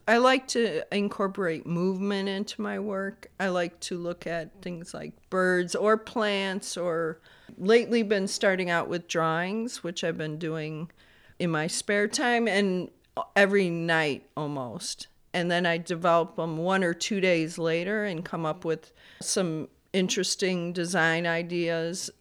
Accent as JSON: {"language": "English", "town": "Bolingbrook", "region": "Illinois", "country": "United States", "tie": "born or raised there", "also_born_or_lived": "Chicago", "said": "Technically born in Chicago on the south side, and was raised in Bolingbrook"}